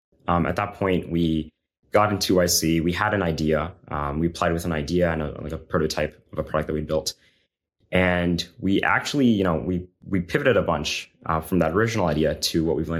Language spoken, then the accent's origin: English; Florida, United States; So I'm originally from Florida, you know, went to Berkeley in California for undergrad and master's as well.